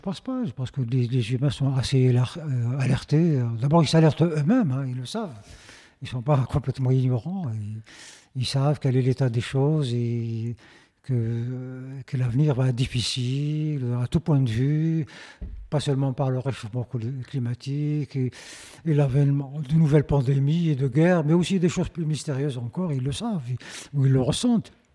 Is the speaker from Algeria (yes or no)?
yes; Algeria; chez nous en Algérie